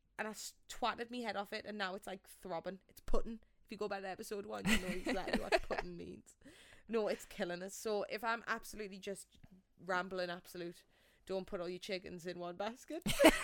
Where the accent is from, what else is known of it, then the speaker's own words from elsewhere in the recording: England, United Kingdom; Yeah, I don't want to sit here and be like … I'm from England, you know, like that's boring.